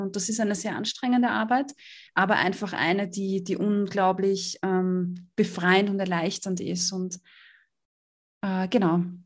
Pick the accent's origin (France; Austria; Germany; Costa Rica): Austria; ich komme aus Österreich